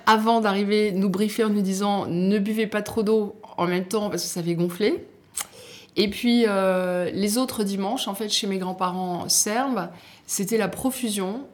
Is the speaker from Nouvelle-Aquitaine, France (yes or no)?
no; Nice, Provence-Alpes-Côte d'Azur, France; born or raised there; moved away; also born or lived in Algeria / Paris